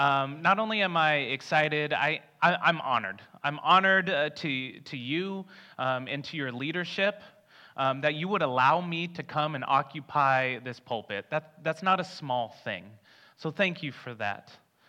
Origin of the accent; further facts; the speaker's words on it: Tucson, Arizona, United States; So I grew up in Tucson, Arizona, in the desert. The water that you have here is very different to me, but I'm getting used to it.